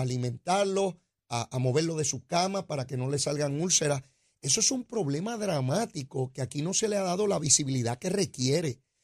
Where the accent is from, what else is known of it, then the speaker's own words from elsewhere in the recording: San Juan, Puerto Rico; el barrio donde yo me crié, al lado de Capetillo